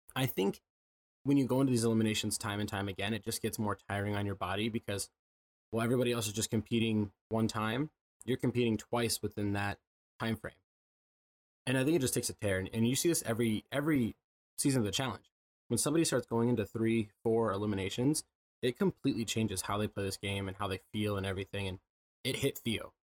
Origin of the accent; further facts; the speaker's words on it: Midwest, United States; I'm from the Midwest